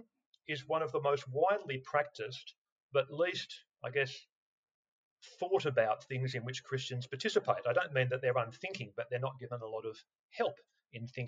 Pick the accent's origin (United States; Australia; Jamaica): Australia; as an Australian, if you grew up in Australia